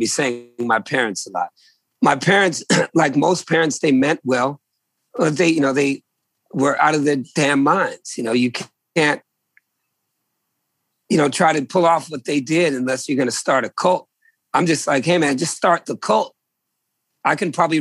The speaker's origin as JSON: {"language": "English", "region": "New England", "country": "United States", "tie": "born or raised there", "also_born_or_lived": "Virginia", "said": "I was born in New England in the late 60s"}